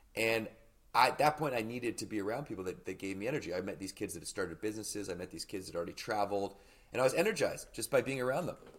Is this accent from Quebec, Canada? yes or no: no; Victoria, British Columbia, Canada; I grew up in Victoria, British Columbia